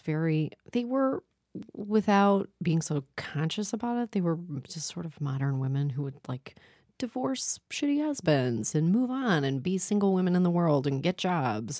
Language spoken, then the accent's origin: English; Toronto, Ontario, Canada; I grew up in Toronto